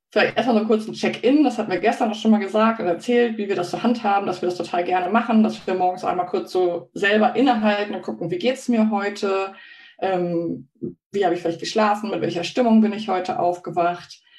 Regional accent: Hamburg, Germany; ich komme aus Hamburg und ich wohne im Wald. Ja, das stimmt.

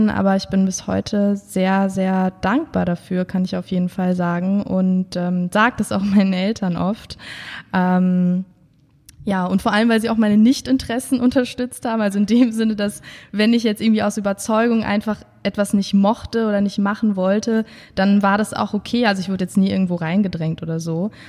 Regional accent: Münster, North Rhine-Westphalia, Germany; moved away as an adult; now in Cologne, Germany; ich bin geboren und aufgewachsen in Münster und äh, dort als Einzelkind aufgewachsen tatsächlich. Also ich habe dort bis zu meinem 20. Lebensjahr, ja, bis ich 2013 nach Köln kam

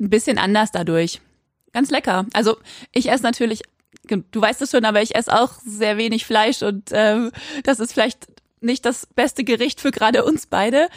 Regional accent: Quakenbrück, Lower Saxony, Germany; now in Osnabrück, Germany; sitze ich gerade in Osnabrück, aber aufgewachsen bin ich in Quakenbrück, in einer kleinen Stadt in Niedersachsen

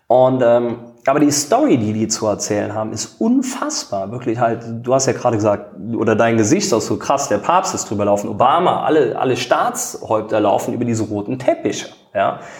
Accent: Eisenschmitt, Rhineland-Palatinate, Germany; ich komme aus einem Ort aus der Eifel, Eisenschmidt, 250 Einwohner.

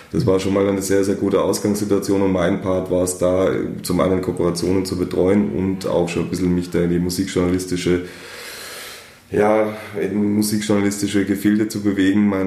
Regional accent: Germany; wie man meinen Dialekt äh, entnehmen kann, bin ich äh, nicht einmal ein echter Österreicher

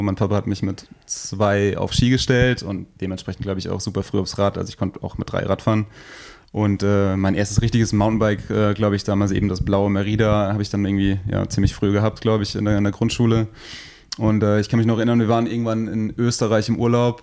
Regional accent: Rheinhessen, Rhineland-Palatinate, Germany; hier bei uns in Rheinhessen

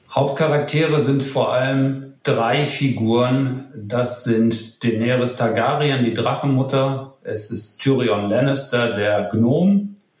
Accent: Kiel, Schleswig-Holstein, Germany; accent: Nordlicht; wie man unschwer hört, ein Nordlicht, gebürtig in Kiel

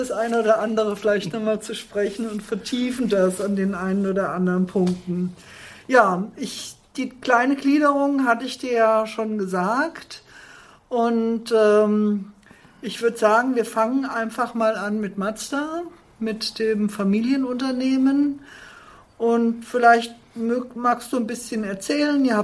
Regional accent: Fulda, Hesse, Germany; born or raised there

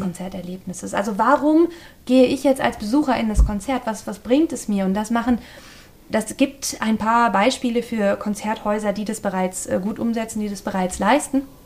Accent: the West, West Germany, Germany; Ich bilde den westlichen Gegenpol hier

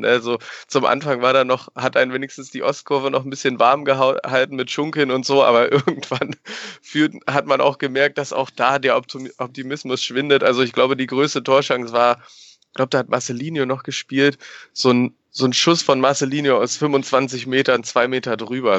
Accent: Berlin, Germany; now in Paderborn, Germany; ich bin tatsächlich in Berlin geboren und bin in der guten Hellersdorfer Platte groß geworden

